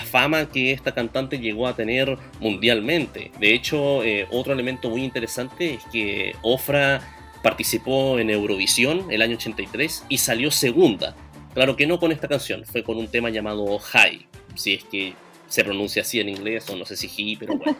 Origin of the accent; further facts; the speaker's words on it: Antofagasta, Chile; de donde yo vengo, Antofagasta